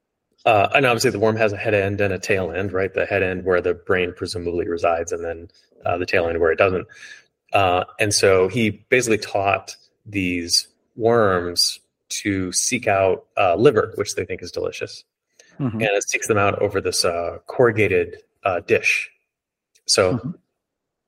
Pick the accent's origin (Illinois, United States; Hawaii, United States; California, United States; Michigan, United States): Hawaii, United States; I grew up with these in Hawaii